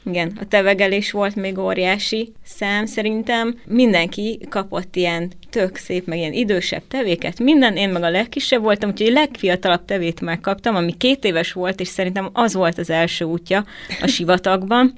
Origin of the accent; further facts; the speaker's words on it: Zalaegerszeg, Zala, Hungary; én Zalaegerszegi vagyok